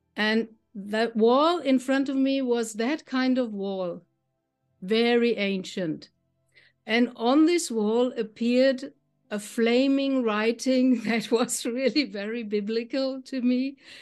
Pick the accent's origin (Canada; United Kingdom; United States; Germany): Germany; I'm from Germany. I live in the middle of Germany, near to the town Frankfurt.